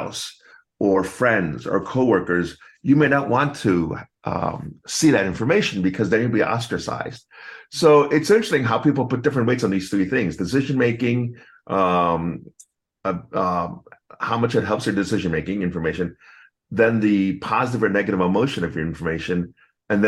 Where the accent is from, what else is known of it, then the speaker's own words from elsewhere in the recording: United States; I'm American born Chinese